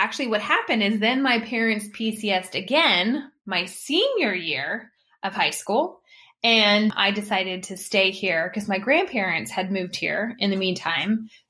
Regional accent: Alamogordo, New Mexico, United States; born there; So I am what they call a military brat, but of course I wasn't a brat. I was a gem of a child growing up. You can ask my parents. I'm sure they would definitely concur. But I was born in Alamogordo, New Mexico

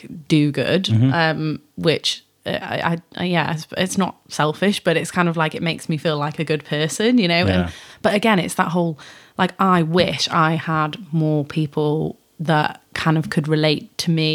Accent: North Wales, United Kingdom; now in Shropshire, United Kingdom; I grew up in North Wales, so I'm not from Shropshire originally

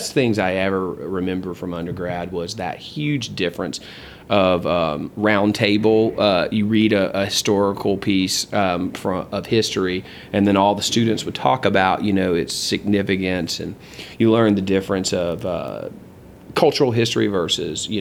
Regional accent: Gastonia, North Carolina, United States; also born or lived in Charlotte, North Carolina / Woodstock, Georgia; now in Georgia, United States; I was born in Charlotte and grew up in Gastonia, North Carolina until the mid-80s. And we came on down to Georgia with my father's promotion.

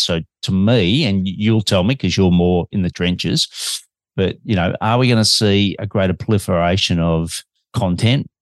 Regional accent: Melbourne, Victoria, Australia

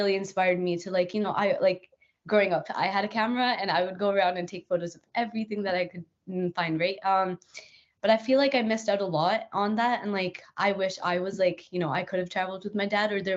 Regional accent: Northern Alberta, Canada; also born or lived in Edmonton, Canada; I grew up in Northern Alberta

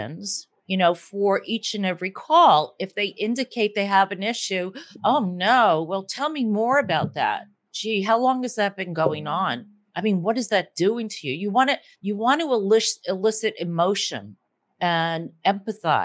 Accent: Northeast, United States; accent: Northeast; Other people speak more like me, like the Northeast

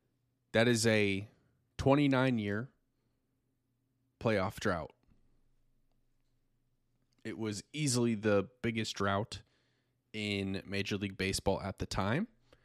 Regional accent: Kansas City, United States; as everybody knows, I'm from Kansas City. I am a Kansas City Royals fan

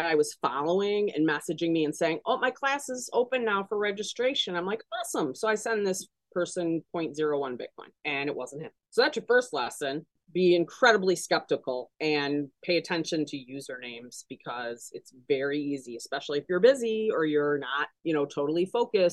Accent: Detroit, Michigan, United States; moved away as an adult; now in Chicago, United States; I'm from Metro Detroit originally. That's where I grew up.

